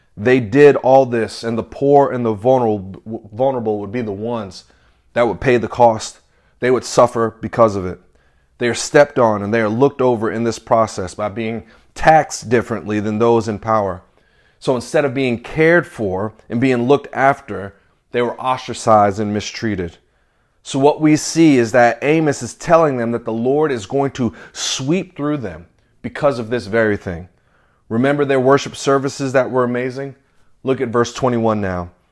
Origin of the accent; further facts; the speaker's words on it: the South, United States; also born or lived in New York / North Carolina; now in Nashville, United States; I grew up in the South